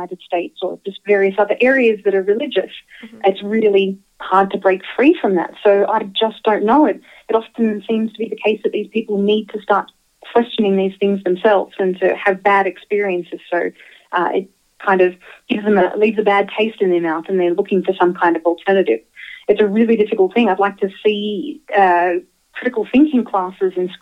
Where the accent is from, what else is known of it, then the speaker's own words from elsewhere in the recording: Australia; moved away; I grew up in Australia